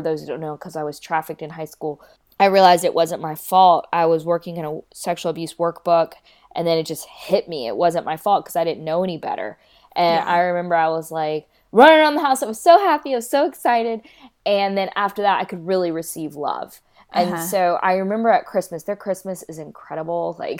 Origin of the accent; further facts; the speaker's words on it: Kolkata, West Bengal, India; born there; I was born in Calcutta, India, so I also wonder how I'll be received there